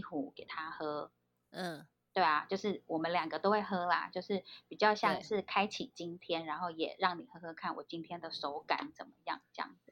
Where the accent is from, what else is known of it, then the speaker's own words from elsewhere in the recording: Pingtung County, Taiwan; now in Taipei, Taiwan; 我是屏东人